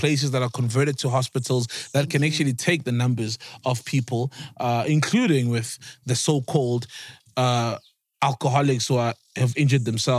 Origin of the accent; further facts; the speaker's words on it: South Africa; Guys, I'm South African.